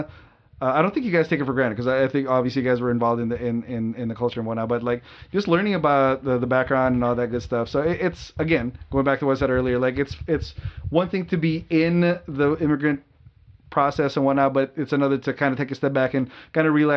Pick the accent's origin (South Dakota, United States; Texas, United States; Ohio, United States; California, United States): California, United States; Burbank; I grew up in Burbank, small immediate family